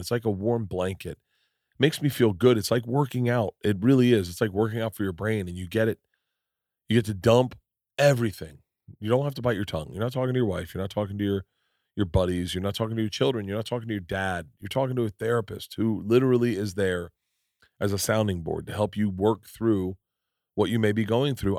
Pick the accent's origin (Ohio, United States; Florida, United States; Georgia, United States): Florida, United States; I grew up in Florida